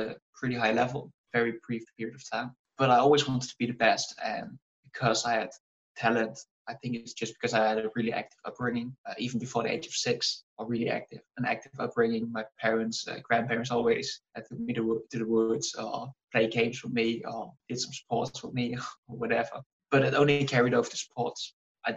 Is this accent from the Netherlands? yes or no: yes; Netherlands; from the Netherlands, right bottom corner, little village, grew up doing a lot of sports